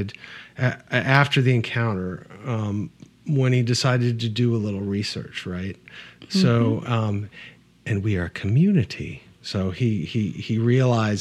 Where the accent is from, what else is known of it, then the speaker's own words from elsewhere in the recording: Midwest, United States; I grew up in the Midwest